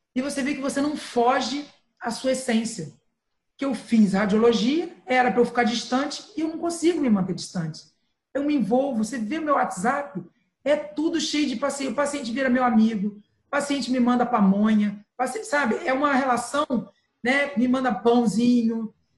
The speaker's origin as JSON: {"language": "Portuguese", "town": "Santo Antônio de Pádua", "region": "Rio de Janeiro", "country": "Brazil", "tie": "born or raised there", "said": "eu sou roceira, eu nasci em Santo Antônio de Pádua"}